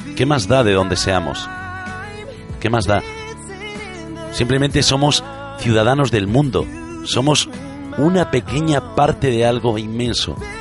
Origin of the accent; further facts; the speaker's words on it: Galicia, Spain; Nací y me crié en Galicia y me siento gallego